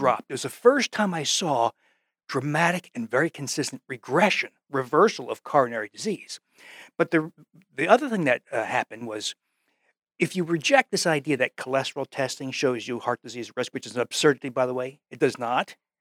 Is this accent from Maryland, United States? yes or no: no; New Jersey, United States; moved away; also born or lived in Wisconsin; I came from New Jersey